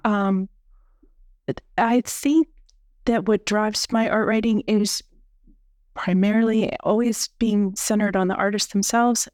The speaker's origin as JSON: {"language": "English", "area": "near Gettysburg", "region": "Pennsylvania", "country": "United States", "tie": "born or raised there", "also_born_or_lived": "upstate New York / San Francisco", "moved": "as an adult", "lives_now": "Lehigh Valley, United States", "said": "I grew up near Gettysburg, so, um, I am from Pennsylvania"}